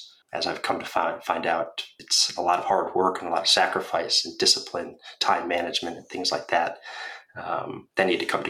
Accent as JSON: {"language": "English", "region": "Northeast", "country": "United States", "tie": "born or raised there", "said": "Growing up in the Northeast in a suburban middle-class town, I had about as normal, stereotypical life you could expect."}